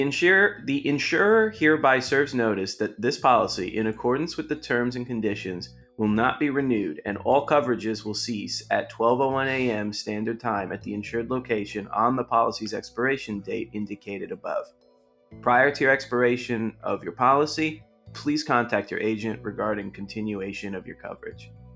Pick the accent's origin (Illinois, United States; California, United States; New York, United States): New York, United States; also born or lived in Florida; I'm from New York